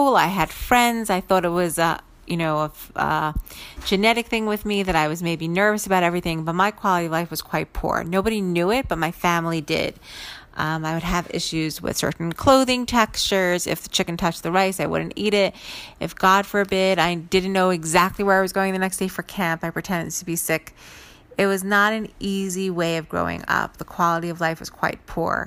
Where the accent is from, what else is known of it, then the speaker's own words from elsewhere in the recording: New York City, New York, United States; my sister and I grew up in Brooklyn